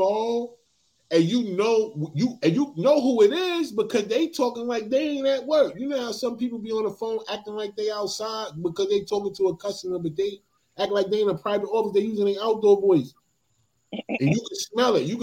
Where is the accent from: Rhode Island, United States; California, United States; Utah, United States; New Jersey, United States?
New Jersey, United States; I'm from Jersey